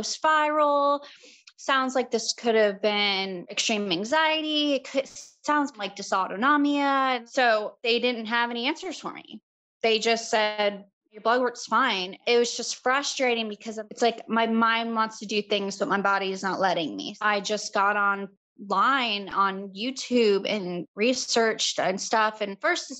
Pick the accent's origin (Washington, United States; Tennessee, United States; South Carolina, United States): South Carolina, United States; Charleston; I'm from Charleston, South Carolina